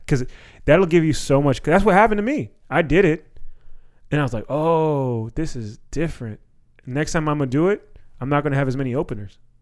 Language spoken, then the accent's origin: English; Silver Spring, Maryland, United States; growing up in Silver Spring